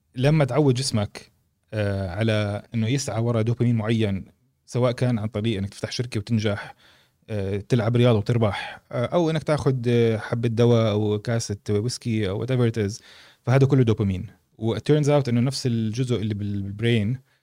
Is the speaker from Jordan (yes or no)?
yes; Jordan; احنا اردنيه